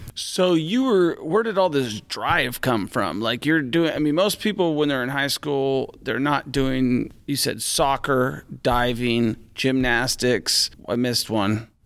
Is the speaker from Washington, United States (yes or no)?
yes; Washington, United States; my home state of Washington